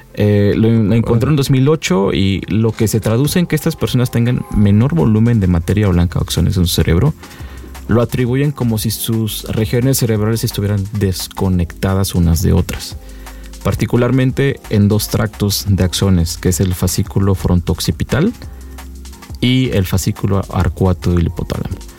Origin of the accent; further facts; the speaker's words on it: Mexico; solamente somos tres mexicanos